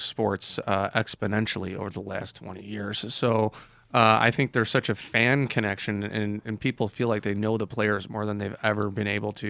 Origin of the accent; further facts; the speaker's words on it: Chicago, Illinois, United States; Even though I was from Chicago with a Georgian accent as a 6-year-old boy.